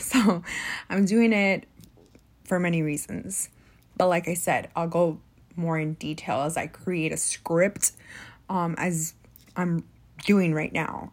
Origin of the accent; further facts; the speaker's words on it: United States; being college educated and being Mexican American